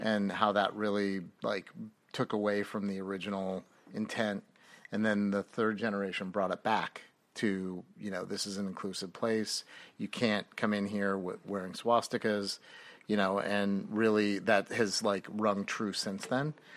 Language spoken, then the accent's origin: English; North Bay, California, United States; I grew up in Northern Cal-, the North Bay, North past the Bay